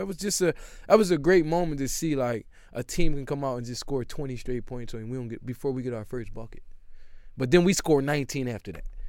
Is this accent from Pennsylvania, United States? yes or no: yes; Philadelphia, Pennsylvania, United States; also born or lived in Syracuse; growing up in Philly, I was actually, I was built for